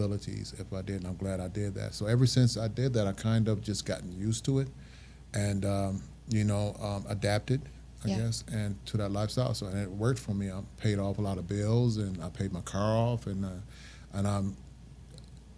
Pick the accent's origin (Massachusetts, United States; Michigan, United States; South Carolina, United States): Michigan, United States; Flint; moved away; also born or lived in Kalamazoo, Michigan / Ann Arbor, Michigan; Born and raised Flint, Michigan